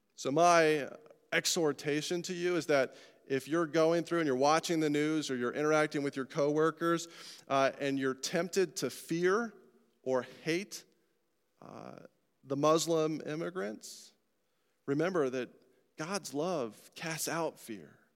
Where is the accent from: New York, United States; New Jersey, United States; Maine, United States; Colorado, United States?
Colorado, United States; I'm from Colorado